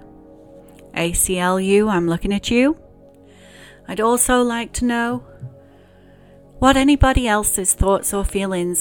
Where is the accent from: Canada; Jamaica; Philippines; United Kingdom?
United Kingdom; England; now in United States; growing up in England and going to church